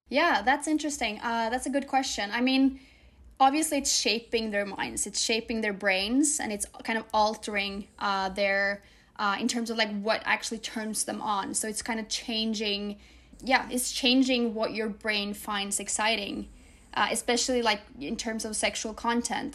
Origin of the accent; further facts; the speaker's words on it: Norway; I'm Norwegian, and so is she, and then half Moroccan, and So we grew up together in Norway